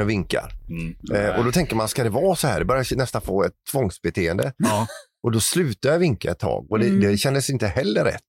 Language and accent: Swedish; Sweden; som svensk